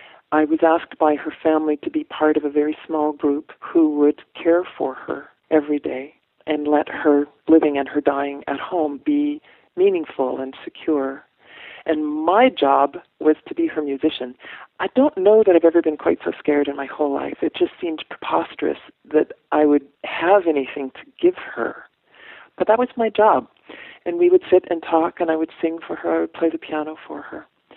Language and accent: English; Ireland; It's probably a little bit of each, but then I'm Irish, so, you know, the guilt is familiar.